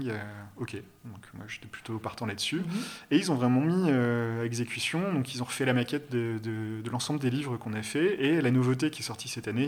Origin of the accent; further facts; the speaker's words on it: Bordeaux, Nouvelle-Aquitaine, France; moved away as an adult; also born or lived in Paris; à 19 balais, ben, j'ai quitté Bordeaux, euh, mes villes natales, pour aller. Euh, ouais, je suis monté à Paris.